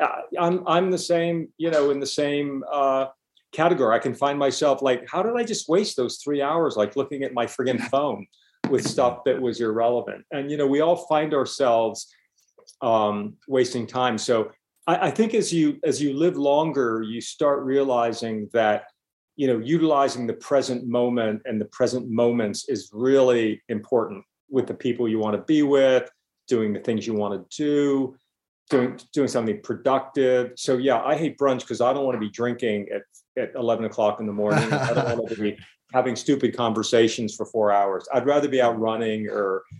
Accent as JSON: {"language": "English", "region": "Pennsylvania", "country": "United States", "tie": "born or raised there", "moved": "yes", "lives_now": "New York, United States", "said": "I was from Pennsylvania"}